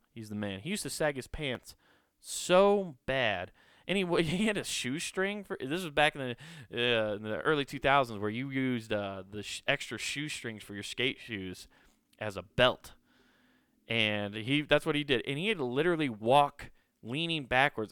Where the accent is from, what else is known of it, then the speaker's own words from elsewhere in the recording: Council Bluffs, Iowa, United States; my hometown of Council Bluffs